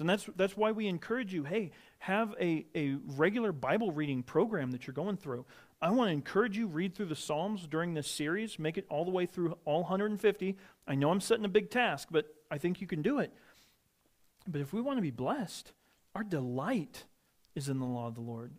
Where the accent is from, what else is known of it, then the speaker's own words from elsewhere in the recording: Midwest, United States; moved away; I grew up in the Midwest